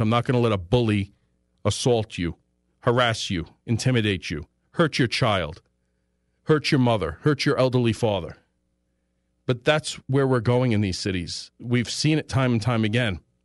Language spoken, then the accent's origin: English; United States; I speak English, I'm born here.